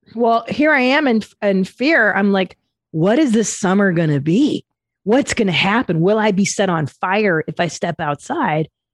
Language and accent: English; Los Angeles, California, United States; I grew up in the San Fernando Valley